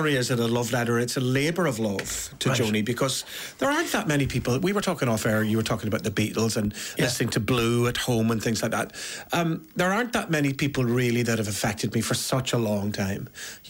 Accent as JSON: {"language": "English", "country": "Ireland", "said": "I'm a singer from Ireland."}